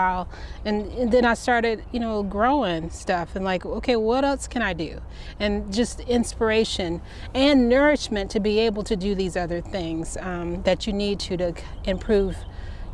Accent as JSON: {"language": "English", "town": "Cleveland", "region": "Ohio", "country": "United States", "tie": "born or raised there", "said": "growing up in Cleveland"}